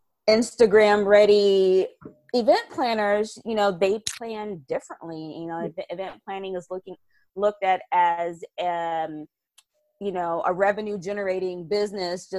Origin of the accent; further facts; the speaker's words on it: the South, United States; I'm a Southerner.